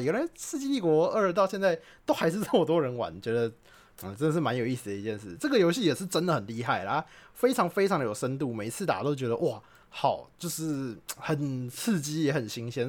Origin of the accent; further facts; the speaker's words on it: Taiwan; 我们台湾人